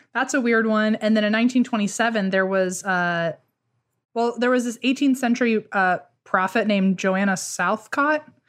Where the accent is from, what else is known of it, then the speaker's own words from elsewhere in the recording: Fredericksburg, United States; Fredericksburg, that's my hometown